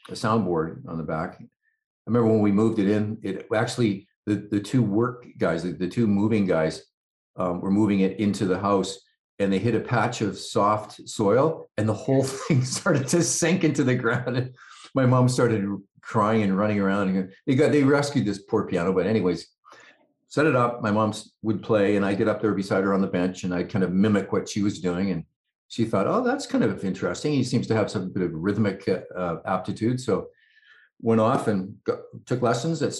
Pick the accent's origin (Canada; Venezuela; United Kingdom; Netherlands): Canada; West Coast; So, yeah, so I'm a, I'm a Canadian, uh, West Coast dude, and uh, I love living here.